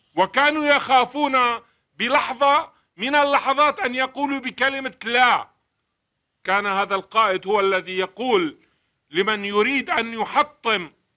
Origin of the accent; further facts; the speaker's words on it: Syria; أنا كسوري، كمواطن سوري